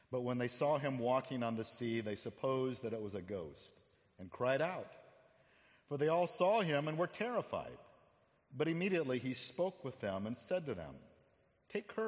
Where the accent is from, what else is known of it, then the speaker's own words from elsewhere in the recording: Phoenix, Arizona, United States; moved away; I grew up in Phoenix, Arizona